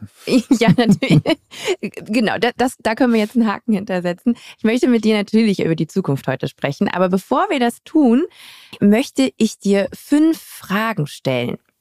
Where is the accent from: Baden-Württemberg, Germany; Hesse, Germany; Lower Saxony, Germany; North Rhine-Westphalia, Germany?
North Rhine-Westphalia, Germany; Düsseldorf; moved away; Ich bin gebürtige Düsseldorferin und ich habe das Gefühl, weil ich sehr früh Nordrhein-Westfalen verlassen habe